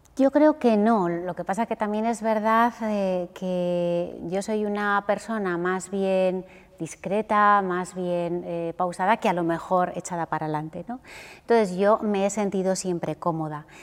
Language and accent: Spanish; Huesca, Aragon, Spain; yo soy de un sitio pequeño, soy de Huesca